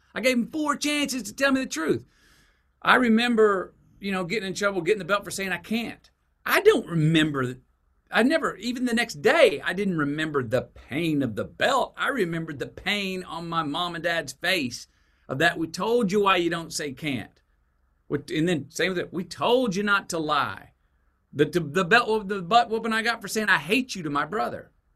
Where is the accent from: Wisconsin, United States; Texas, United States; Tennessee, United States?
Texas, United States; Longview; born or raised there; also born or lived in Uvalde, Texas